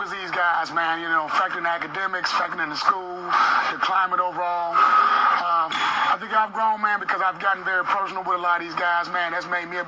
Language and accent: English; Little Rock, Arkansas, United States; also born or lived in Pine Bluff, Arkansas; now in Georgia, United States; I'm from Palm Bluff, Arkansas, originally. I grew up in Little Rock, which is up where my parents are from. Born and raised